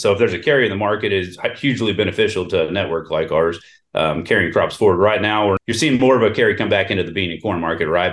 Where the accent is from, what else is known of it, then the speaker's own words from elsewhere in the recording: Houston, Texas, United States; moved away as an adult; also born or lived in Stillwater, Oklahoma / Valley City, North Dakota / Wichita Falls, Texas; now in Enid, United States; I grew up in Houston, Texas, a long ways away from agriculture